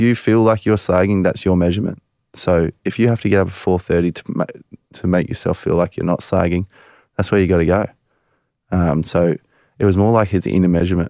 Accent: Culburra Beach, New South Wales, Australia; We grew up in Coolbarra Beach.

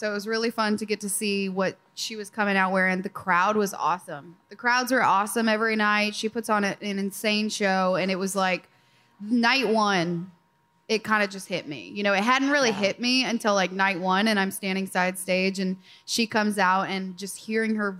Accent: Iowa, United States; I'm from Iowa, grew up in a cornfield

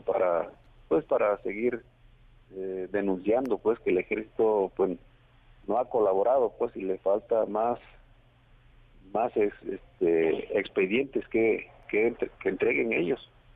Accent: Guerrero, Mexico; accent: Guerrero speech

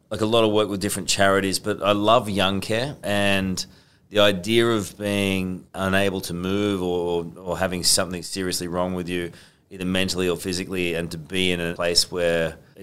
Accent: Sydney, New South Wales, Australia; oh, I got it. I'm from Sydney.

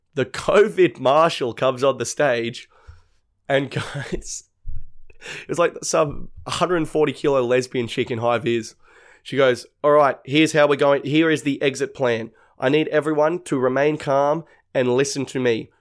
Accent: North Shore, New South Wales, Australia; we're from, like, the North Shore.

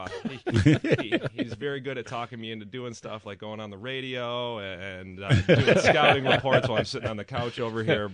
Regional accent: New Berlin, Wisconsin, United States; I grew up in New Berlin, right up the road

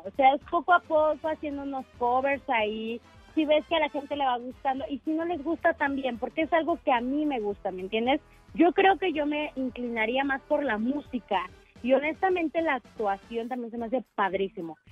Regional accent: Mexico City, Mexico; soy de aquí de Ciudad de México

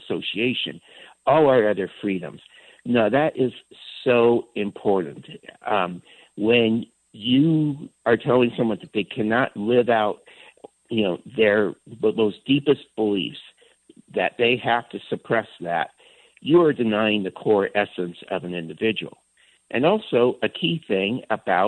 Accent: San Francisco, California, United States; I grew up in San Francisco in the 1960s and 70s

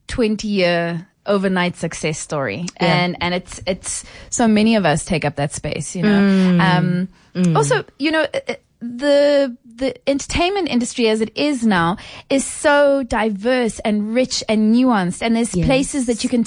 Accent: South Africa; And my understanding of being a South African that is not taken care of by its society by virtue of being poor was a big wake up call.

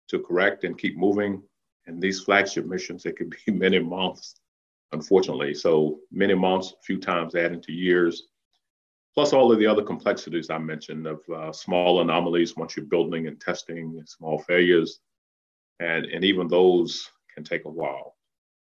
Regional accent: Danville, Virginia, United States; growing up in Danville

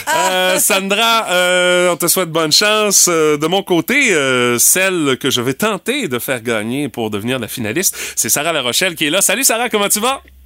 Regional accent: Rimouski, Quebec, Canada; Chez nous, à Rimouski

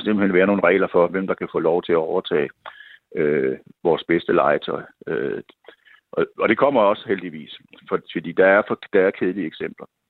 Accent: Odense, Southern Denmark, Denmark; jeg boede selv i Kokskade. Jeg spillede i nierne, fra jeg var seks år. Så flyttede de til Vollsmose. Og så flyttede min familie også til Vollsmose.

